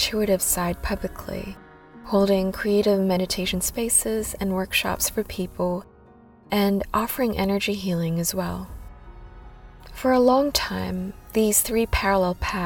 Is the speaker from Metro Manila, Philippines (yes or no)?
yes; Manila, Metro Manila, Philippines; accent: slightly American / Filipino; moved away as an adult; also born or lived in Whanganui, New Zealand; now in Auckland, New Zealand; I was born and raised in Manila, Philippines, and then immigrated here to New Zealand 15 years ago.